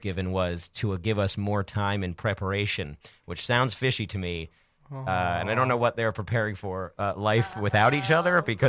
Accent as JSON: {"language": "English", "town": "Cumberland", "region": "Maryland", "country": "United States", "tie": "born or raised there", "moved": "yes"}